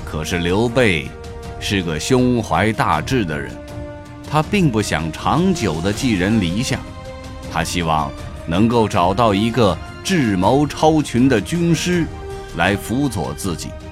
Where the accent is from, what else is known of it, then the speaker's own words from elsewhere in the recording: China; 对我们中国人影响最深的